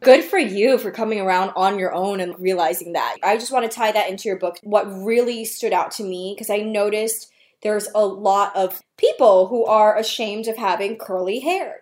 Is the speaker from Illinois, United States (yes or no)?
no; New York City, New York, United States; people that I came up with from New York City where everybody's hustling